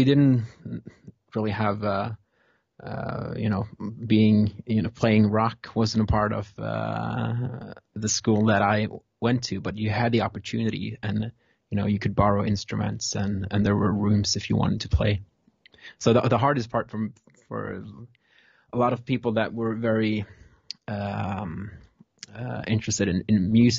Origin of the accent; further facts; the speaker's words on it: Stavanger, Rogaland, Norway; I'm from Stavanger